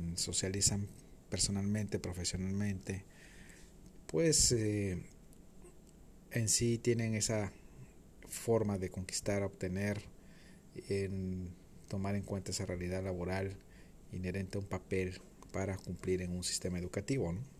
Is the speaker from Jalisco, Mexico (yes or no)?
no; Playa del Carmen, Quintana Roo, Mexico; Mi ciudad de origen es Playa del Carmen, Quintana Roo